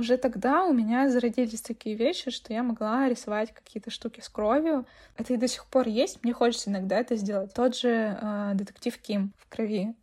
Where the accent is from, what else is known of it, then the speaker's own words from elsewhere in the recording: Russia; я все равно россиянка